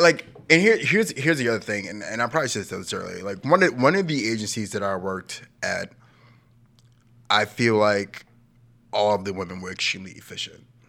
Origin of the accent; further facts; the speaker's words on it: New York City, New York, United States; I was, like, ten years old, Brooklyn, nineteen nineties